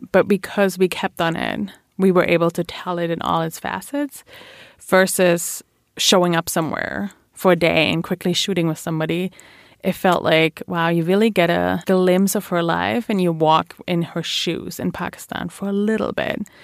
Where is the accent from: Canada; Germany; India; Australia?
Germany; Bielefeld, North Rhine-Westphalia; English is a second language; moved away as an adult; now in New York, United States; I grew up in uh, Bielefeld, which uh, every German will start laughing about